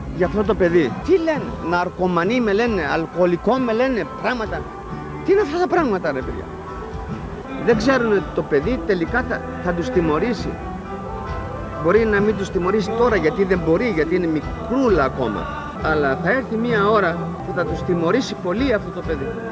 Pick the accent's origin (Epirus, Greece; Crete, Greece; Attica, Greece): Attica, Greece; Nikaia; also born or lived in Lemonadika, Piraeus; Εγώ είμαι από την κοκκινιά και έχω μεγαλώσει με στα λεμονάδικα.